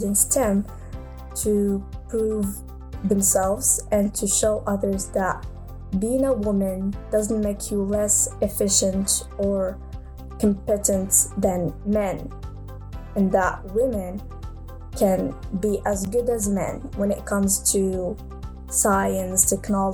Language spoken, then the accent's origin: English; Morocco; I'm from Morocco.